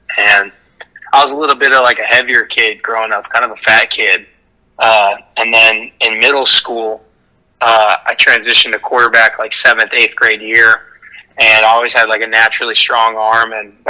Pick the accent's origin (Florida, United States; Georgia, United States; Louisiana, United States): Florida, United States; St. Augustine; I grew up in North Florida in St. Augustine